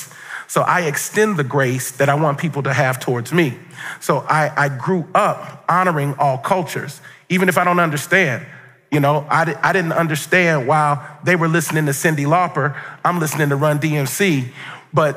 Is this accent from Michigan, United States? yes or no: no; Cincinnati, Ohio, United States; I grew up in Cincinnati, Ohio